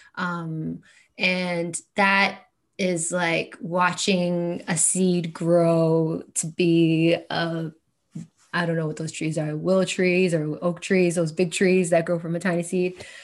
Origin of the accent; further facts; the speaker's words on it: Kingston, Ontario, Canada; growing up in Kingston